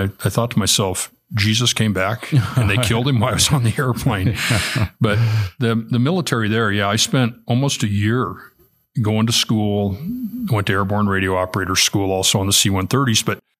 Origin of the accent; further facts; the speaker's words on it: Oregon City, Oregon, United States; also born or lived in Gladstone, Oregon; I grew up in Gladstone, Oregon until I was seven, living next to the library.